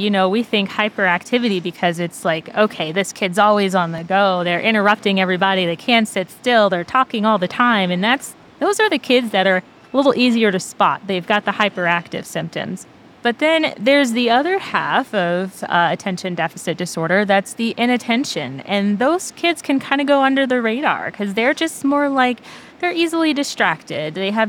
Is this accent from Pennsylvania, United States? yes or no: yes; Pennsylvania, United States; also born or lived in Germany; I was born overseas in Germany, but went to high school in Pennsylvania